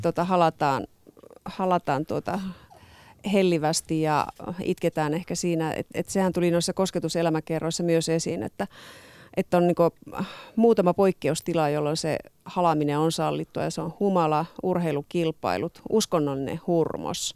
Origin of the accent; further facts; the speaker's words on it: Oulu, North Ostrobothnia, Finland; moved away; also born or lived in Southern Finland; mä itse olen Oulusta kotoisin